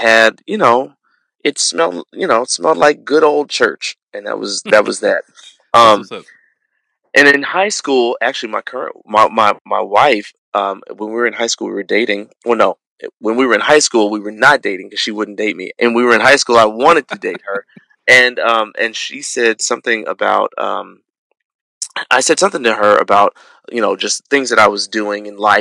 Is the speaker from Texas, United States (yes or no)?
no; Chicago, Illinois, United States; I grew up in Chicago